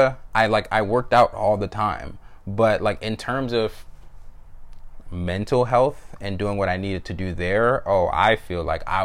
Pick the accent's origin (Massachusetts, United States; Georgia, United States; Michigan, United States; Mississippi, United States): Georgia, United States; Atlanta; moved away as an adult; also born or lived in Jamaica; I grew up in North Atlanta, you know, from the fifth grade all the way until I went to college